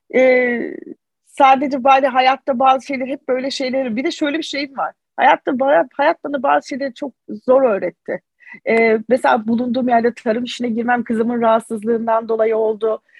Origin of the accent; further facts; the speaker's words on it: Mardin, Turkey; Mardinliyim. Ben bu köklerle yetiştim.